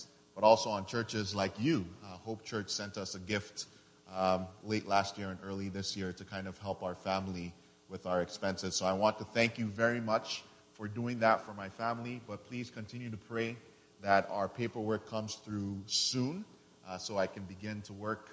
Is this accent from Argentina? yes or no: no; Nigeria; now in Houston, United States; I'm originally from Nigeria, and I live and work in Houston's historic Third Ward as a missionary.